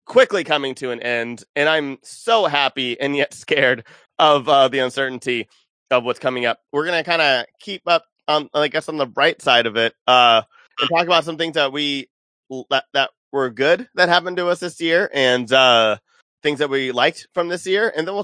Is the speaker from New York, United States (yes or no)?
no; California, United States; We're all from California.